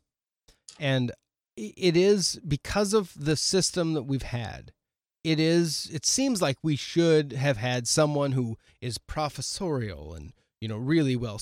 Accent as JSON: {"language": "English", "country": "United States", "said": "I'm an American"}